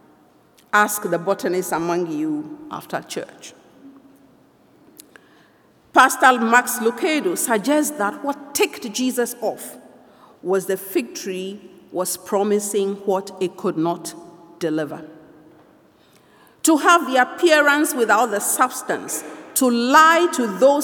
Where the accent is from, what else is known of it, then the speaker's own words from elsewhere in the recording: Ghana; now in Toronto, Canada; I come from Ghana